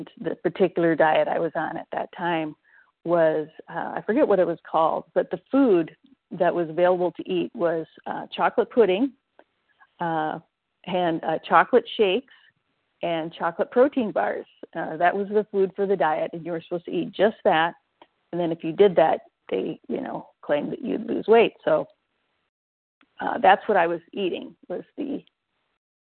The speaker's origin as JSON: {"language": "English", "area": "Iowa and Minnesota", "region": "Midwest", "country": "United States", "tie": "born or raised there", "also_born_or_lived": "Arkansas", "moved": "as an adult", "said": "I was born and raised in Iowa and Minnesota"}